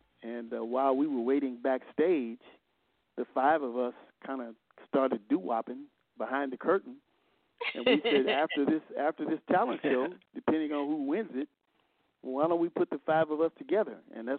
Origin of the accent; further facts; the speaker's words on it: Los Angeles, California, United States; we're from Los Angeles.